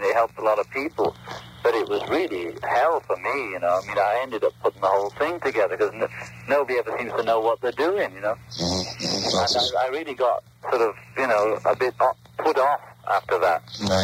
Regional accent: England, United Kingdom; moved away as an adult; now in United States; we were all brought up on, in England

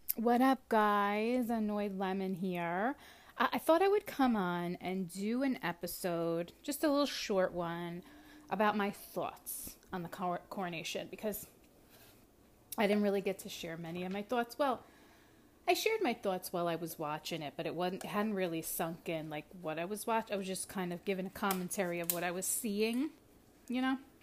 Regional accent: United States; me as an American

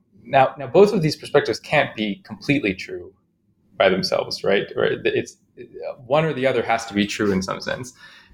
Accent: Chicago, Illinois, United States; I grew up in Chicago, mostly, and I had a kind of interesting upbringing

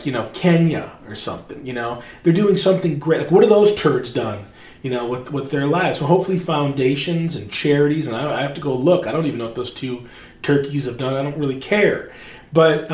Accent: Northern Michigan, United States; moved away as an adult; also born or lived in Alaska; I'm from Northern Michigan

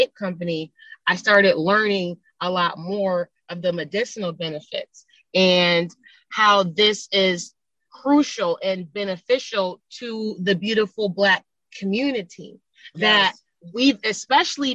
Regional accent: Buffalo, New York, United States; moved away as an adult; now in Los Angeles, United States; I grew up in Buffalo, New York in the 90s

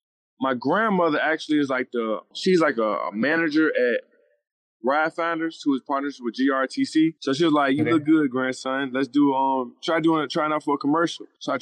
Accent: Richmond, Virginia, United States; also born or lived in Chesterfield, Virginia; I'm 27 years old. I'm from Richmond, Virginia. I'm from the Southside area. I grew up in Chesterfield as well.

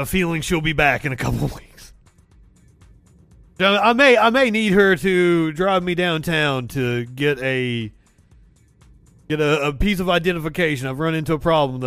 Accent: Pikeville, Kentucky, United States; moved away; I am originally from Kentucky. I was born and raised in Appalachia. A little town called Pikeville.

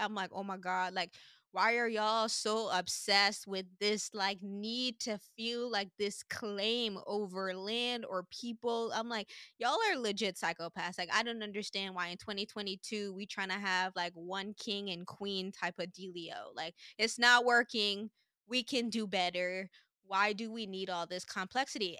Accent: Sint Maarten; now in United States; growing up in Saint Martin

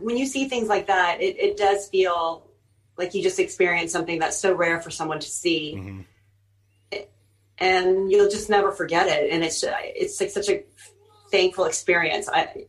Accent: Houston, Texas, United States; when I grew up in Houston, I mean, there was definitely a lot of, I don't want to say drugs, but I guess there were drugs in my area that I grew up in.

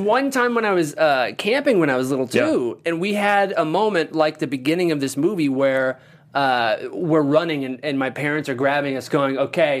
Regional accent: Missouri, United States; moved away; I think I was 7 or 8 years old, and I am from Missouri originally.

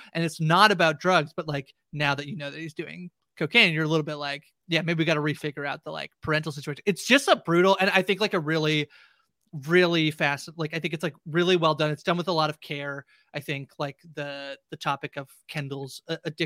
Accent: Canada; I'm a Canadian

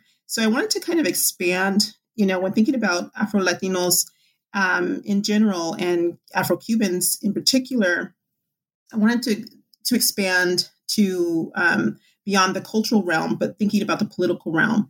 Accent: California, United States; I grew up in Southern California. I usually just say Orange County since I moved around quite a bit throughout the county.

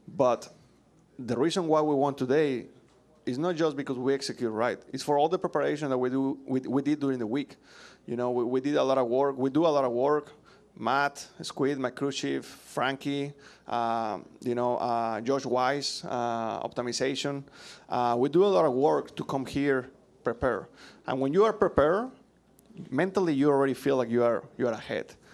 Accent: Mexico; English is a second language; moved away as an adult; now in United States

